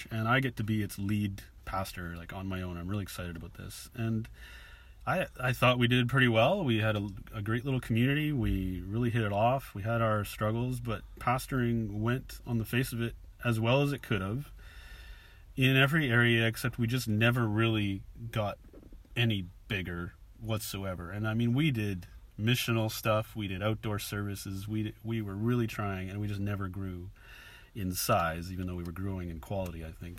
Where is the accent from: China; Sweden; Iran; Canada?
Canada; moved away as an adult; now in Bristol, United Kingdom; I came here from Canada 5 years ago with my family.